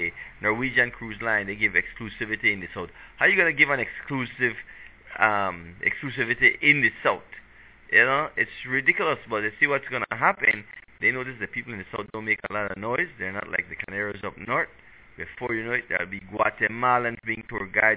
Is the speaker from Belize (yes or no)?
yes; Toledo East Division, Toledo District, Belize; I come from Toledo East Division